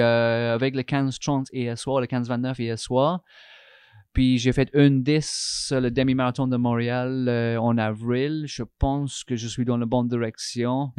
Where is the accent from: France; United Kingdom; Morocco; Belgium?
United Kingdom; England; French is a second language; moved away as an adult; now in Canada; je suis anglais, Angleterre